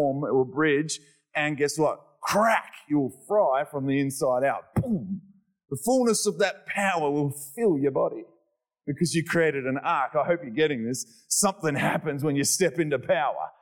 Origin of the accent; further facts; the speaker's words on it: Australia; I'm Australian